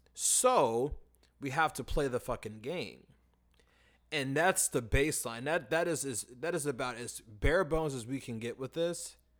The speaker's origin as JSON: {"language": "English", "country": "United States", "said": "the issues that we face as American people in, in our education system"}